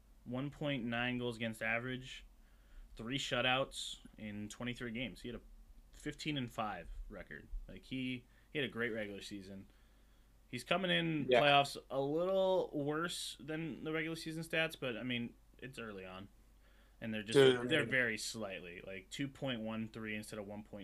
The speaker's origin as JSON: {"language": "English", "country": "United States", "said": "As an American"}